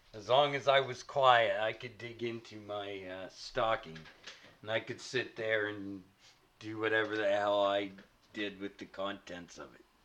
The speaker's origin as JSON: {"language": "English", "country": "Canada", "said": "As a Canadian"}